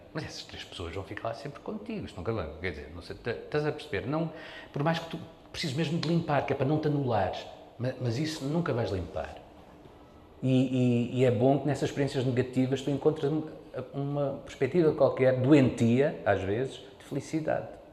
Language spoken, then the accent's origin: Portuguese; Portugal; also born or lived in Mozambique; eu nasci em África, em Moçambique, e depois quando cheguei a Portugal